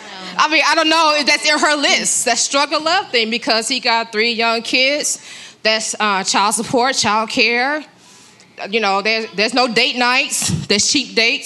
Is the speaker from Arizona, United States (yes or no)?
yes; Phoenix, Arizona, United States; I'm from Phoenix, Arizona.